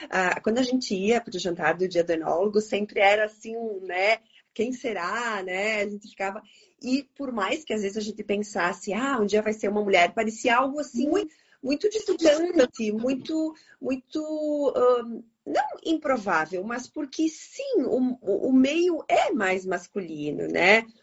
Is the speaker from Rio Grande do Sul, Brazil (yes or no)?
yes; Bento Gonçalves, Rio Grande do Sul, Brazil; Então, claro que eu sou daqui de Bento Gonçalves, né?